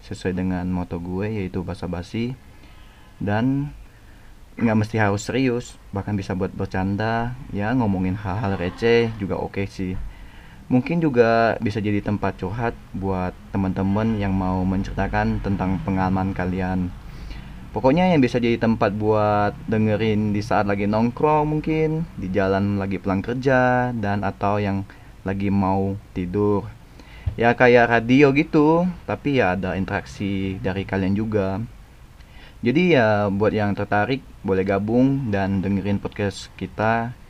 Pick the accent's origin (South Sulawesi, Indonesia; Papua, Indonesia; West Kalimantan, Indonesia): West Kalimantan, Indonesia; now in Taiwan; e, asal gue dari Kalimantan Barat Dan sekarang gue lagi stay di Taiwan